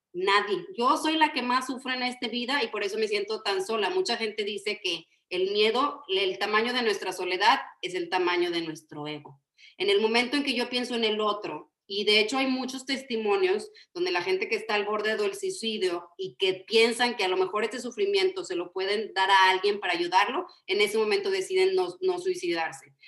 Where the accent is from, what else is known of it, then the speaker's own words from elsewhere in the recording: Yucatán, Mexico; somos chaparritos, somos yucatecos